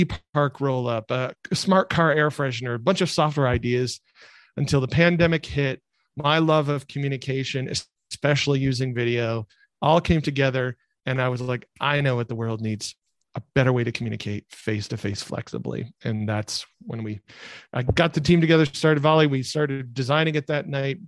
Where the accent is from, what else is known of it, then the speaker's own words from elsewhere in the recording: rural Michigan, United States; I grew up in rural Michigan, where the word entrepreneur just isn't used